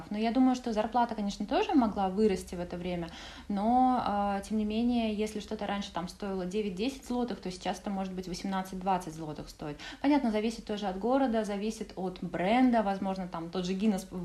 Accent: Poland; Russian is a second language; Ну, да, славянская душа, и мы, поляки такие, белорусы, украинцы, я думаю, что это вот как раз-таки одно из тех, что нас всех объединяет, да, между собой.

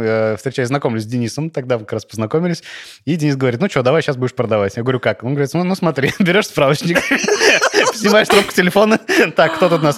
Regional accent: Tolyatti, Samara Oblast, Russia; also born or lived in Saint Petersburg; в 8 лет я переехал в Тольятти, там ходил в школу

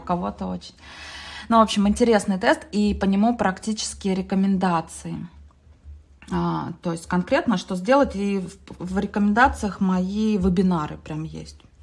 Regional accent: Mezhdurechensk, Kemerovo Oblast, Russia; also born or lived in Ukraine; в первом классе я захотела стать отличницей, а я приехала с Украины в Междуреченск, ну это Кузбасс

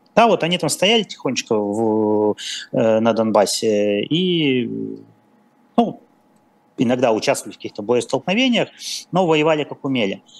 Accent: Perm, Perm Krai, Russia; я, я сам пермяк

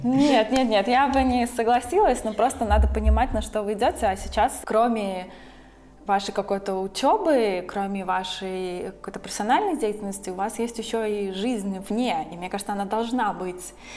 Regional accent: Riga, Latvia; moved away as an adult; also born or lived in Scotland; now in Berlin, Germany; вообще из Латвии, я из Риги, и как-то в старшей школе я училась

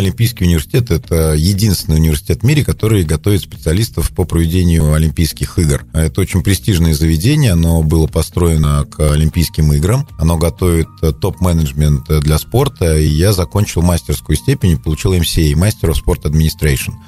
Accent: Kopyly village, Selizharovo District, Tver Oblast, Russia; я вырос в деревне Сележаровского района, деревне Копылы

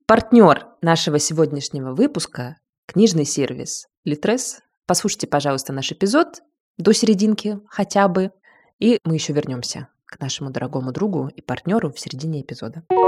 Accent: Rostov-on-Don, Rostov Oblast, Russia; moved away as an adult; also born or lived in Moscow, Russia; now in Berlin, Germany; в моём родном городе Ростове-на-Дону

